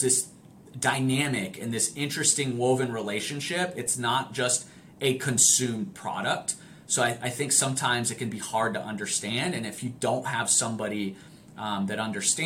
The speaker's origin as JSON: {"language": "English", "country": "Italy", "tie": "born or raised there", "moved": "yes", "said": "I grew up in Italy. I grew up playing the sport."}